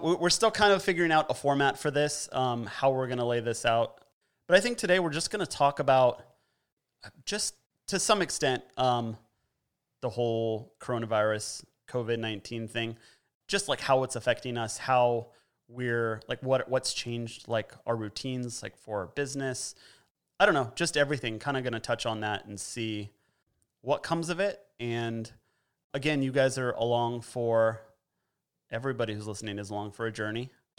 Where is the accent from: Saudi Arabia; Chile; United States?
United States; California; I'm originally from Southern California, and I'm super glad I'm not down there right now.